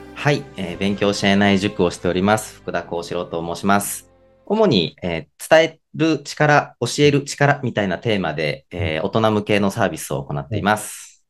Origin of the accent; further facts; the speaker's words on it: Kumano, Mie, Japan; 出身が三重県の熊野市というところで、あの、小学校、中学校ずっと学年一人の田舎だったんですね。